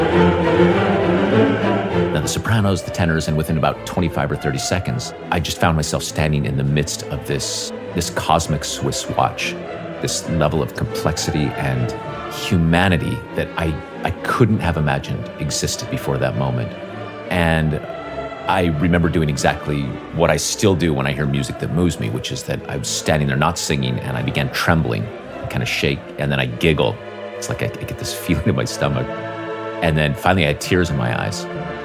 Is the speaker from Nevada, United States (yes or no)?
yes; Northern Nevada, United States; also born or lived in Las Vegas, Nevada; I grew up in Northern Nevada, and I really had no musical training.